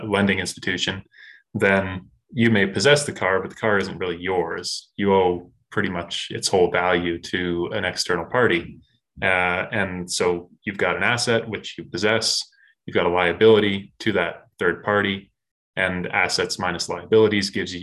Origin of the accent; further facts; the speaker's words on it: Canada; as a Canadian growing up, this was not something that was really taught in schools